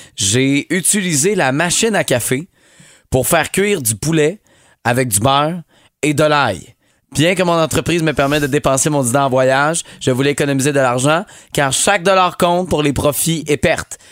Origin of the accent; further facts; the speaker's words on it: Montreal, Quebec, Canada; chez nous à Montréal